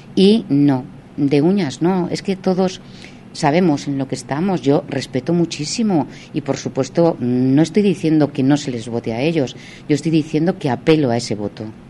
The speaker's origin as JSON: {"language": "Spanish", "town": "Salamanca", "region": "Castile and León", "country": "Spain", "said": "como mujer salmantina"}